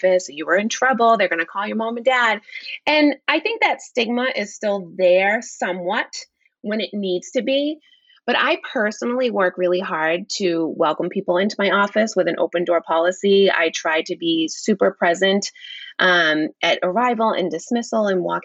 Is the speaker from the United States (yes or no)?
yes; Danvers, Massachusetts, United States; my hometown of Danvers, Massachusetts.